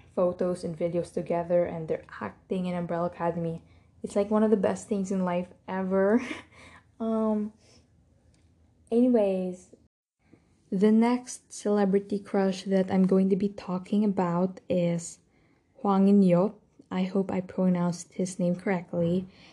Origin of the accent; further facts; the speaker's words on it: Philippines; I'm Filipino